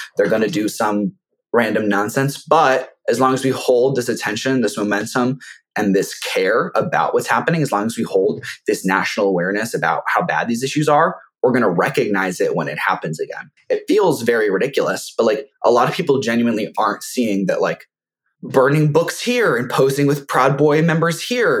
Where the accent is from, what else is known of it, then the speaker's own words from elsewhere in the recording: Sarasota, Florida, United States; It's also my hometown.